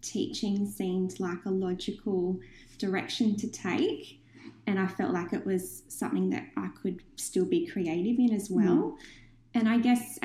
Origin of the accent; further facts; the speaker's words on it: Newcastle, New South Wales, Australia; So I was born in Newcastle. I've lived here for most of my life. So I'm very passionate about Newcastle and being a Novocastrian